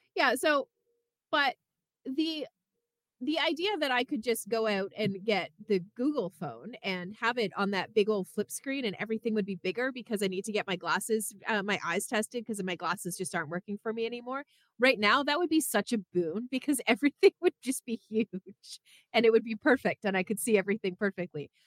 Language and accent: English; Canada; now in United States; I'm from Canada